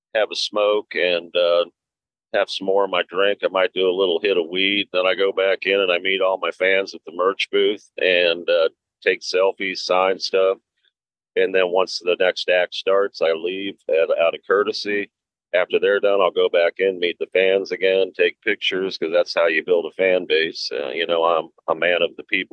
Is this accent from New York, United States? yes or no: no; Cincinnati, Ohio, United States; my hometown of Cincinnati, Ohio